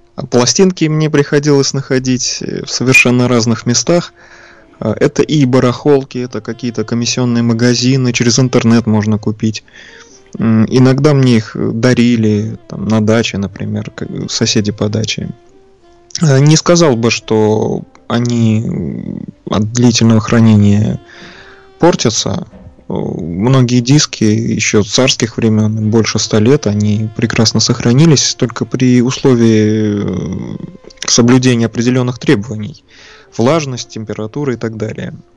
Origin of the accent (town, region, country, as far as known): Saint Petersburg, Russia; born or raised there